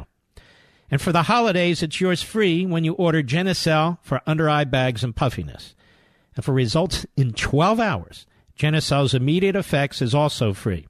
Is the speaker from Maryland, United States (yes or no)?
no; Philadelphia, Pennsylvania, United States; Philadelphia, Pennsylvania, my hometown